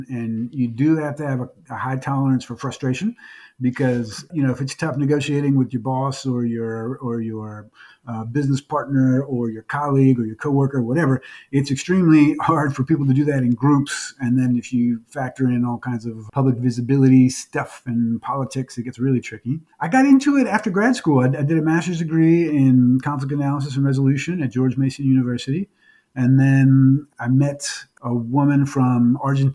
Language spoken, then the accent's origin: English; Mexico; moved away; I was born in Mexico